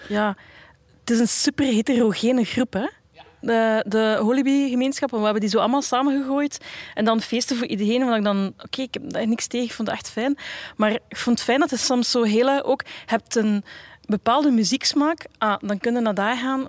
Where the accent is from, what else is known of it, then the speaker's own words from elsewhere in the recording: Bruges, Flanders, Belgium; ik ben opgegroeid in Brugge